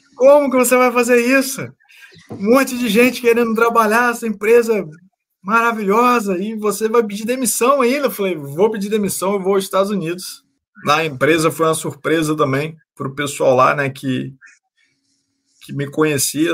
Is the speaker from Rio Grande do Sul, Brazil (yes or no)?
no; Campos dos Goytacazes, Rio de Janeiro, Brazil; Eu sou do Rio de Janeiro, né, na cidade de Campos Goitacazes, no interior do Rio de Janeiro.